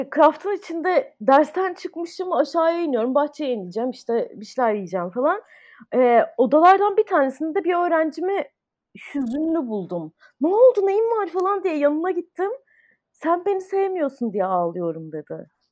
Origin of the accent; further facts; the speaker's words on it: Ankara, Turkey; moved away as an adult; also born or lived in United States; now in Istanbul, Turkey; ben Ankara'da doğdum. Ee, lise sona kadar Ankara'daydım.